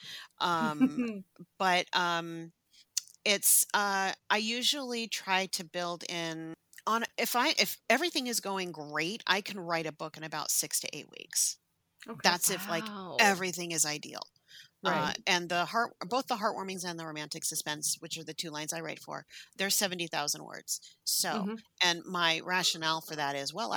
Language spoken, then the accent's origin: English; San Francisco, California, United States; I grew up in San Francisco. I grew up in the Sunset District